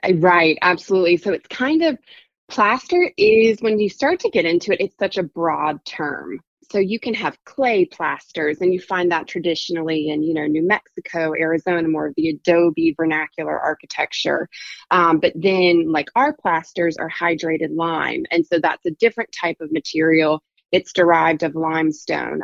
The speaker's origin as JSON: {"language": "English", "region": "South Carolina", "country": "United States", "also_born_or_lived": "Virginia / Dublin, Ireland", "said": "I'm from South Carolina"}